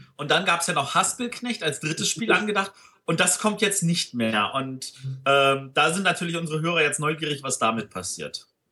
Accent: Berlin, Germany; als Berliner

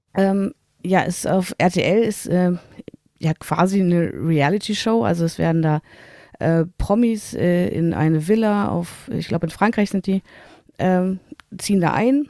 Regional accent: Germany; als Deutscher

